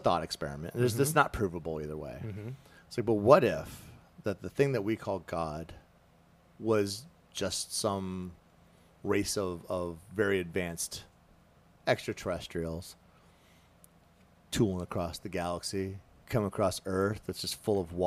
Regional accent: South Carolina, United States; I grew up in Redneck, South Carolina

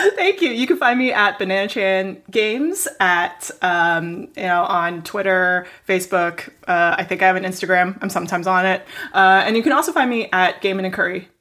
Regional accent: Hong Kong; moved away; also born or lived in Canada / New York; we grew up together in Hong Kong, and then, uh, I moved to Canada

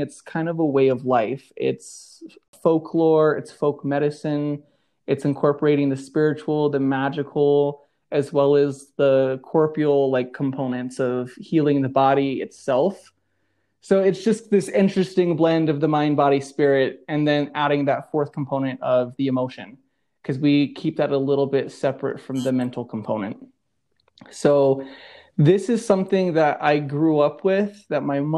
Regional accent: United States; now in Denver, United States; I blend in my traditions that I learned growing up on the Navajo reservation

